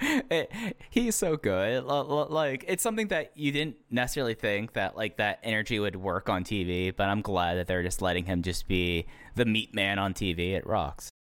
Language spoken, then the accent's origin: English; Texas, United States; growing up in Texas.